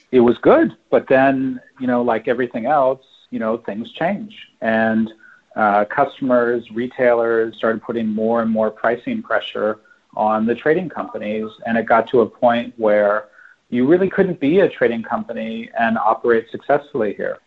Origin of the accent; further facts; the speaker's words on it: California, United States; moved away as an adult; now in Shanghai, China; I'm, I'm from California